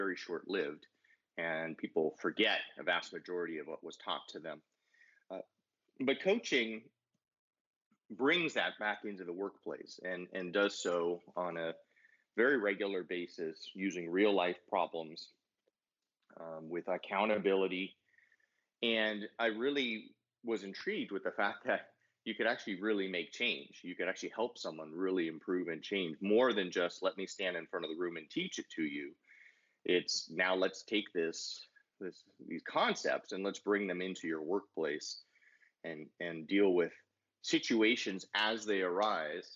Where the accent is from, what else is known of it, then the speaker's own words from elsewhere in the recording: San Diego, California, United States; also born or lived in Los Angeles; I grew up in San Diego